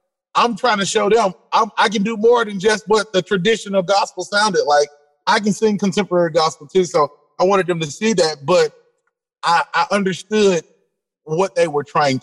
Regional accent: Canton, Mississippi, United States; also born or lived in Camden, Mississippi; I'm from Canton, Mississippi

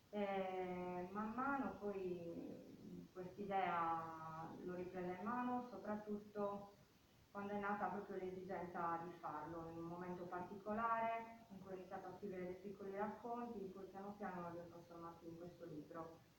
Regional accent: Porto Torres, Sardinia, Italy; ho 43 anni e sono nata e cresciuta a Porto Torres

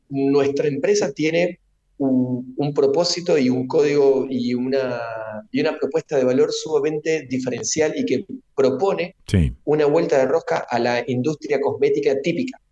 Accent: Rosario, Santa Fe, Argentina; nosotros que somos rosarinos

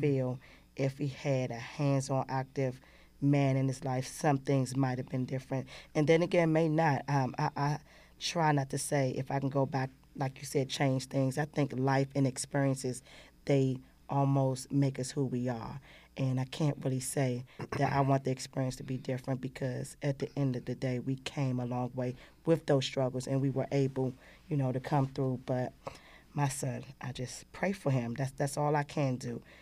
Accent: Washington, District of Columbia, United States; I grew up in Ward Eight, Southeast

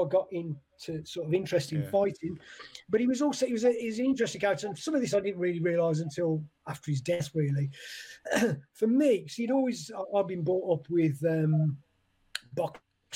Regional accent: Hednesford, West Midlands, United Kingdom; moved away as an adult; also born or lived in Wolverhampton / Birmingham; I was born in Wolverhampton, but yeah, I grew up in Hensford, which is next to Cannock.

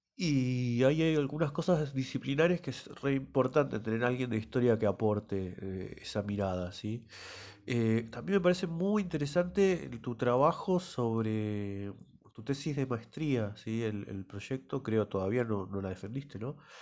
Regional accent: Esquel, Chubut, Argentina; born or raised there; now in La Plata, Argentina

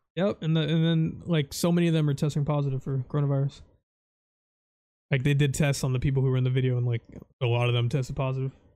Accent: Florida, United States; I'm from Florida

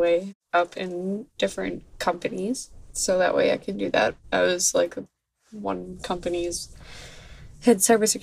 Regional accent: Central Massachusetts, United States; also born or lived in South Shore, Massachusetts / MetroWest, Massachusetts; I'm from Central Massachusetts, and then I moved to the South Shore

